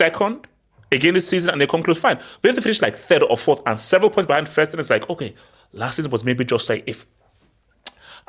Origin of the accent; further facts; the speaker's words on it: Nigeria; now in London, United Kingdom; Vivo en Londres. vivo en Londres, pero soy de Nigeria.